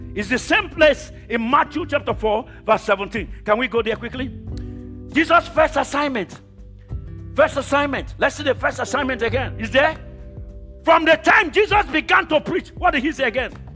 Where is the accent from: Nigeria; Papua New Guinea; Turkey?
Nigeria; moved away; I come from Nigeria, but God brought me to this country.